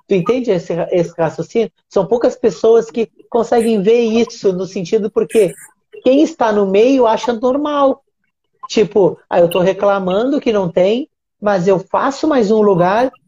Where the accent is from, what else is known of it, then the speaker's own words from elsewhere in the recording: Uruguaiana, Rio Grande do Sul, Brazil; now in Rio de Janeiro, Brazil; Eu sou, eu sou gaúcho, né? Eu moro no, no Rio de Janeiro, mas eu não sou do Rio de Janeiro. Sou gaúcho e sou gaúcho do interior, né? A minha cidade até tem uma tradição assim no basquete, né? Se chama Uruguaiana.